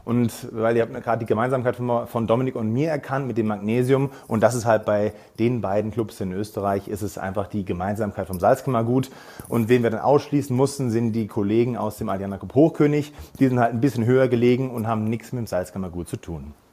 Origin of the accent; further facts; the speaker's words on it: Darmstadt, Hesse, Germany; moved away as an adult; now in Ampflwang, Austria; ich bin äh, gebürtiger Darmstädter